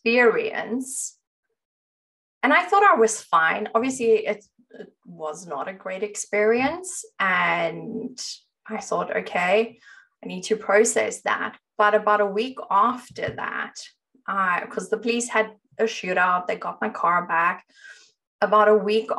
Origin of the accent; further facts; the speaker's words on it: South Africa; I grew up in South Africa